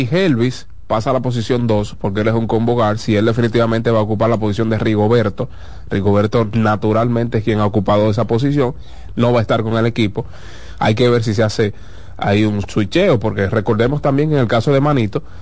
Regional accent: Dominican Republic; todos sabemos que como dominicanos, cuando tenemos a un dominicano de frente, solemos igualarnos a él.

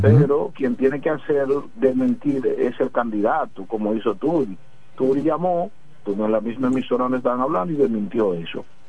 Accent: La Romana, Dominican Republic; somos de la Romana

